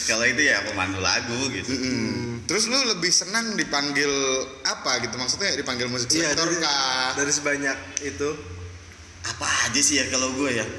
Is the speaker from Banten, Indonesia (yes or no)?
yes; Serang, Banten, Indonesia; born there; Uh, gua lahir di Serang hmm. 17 September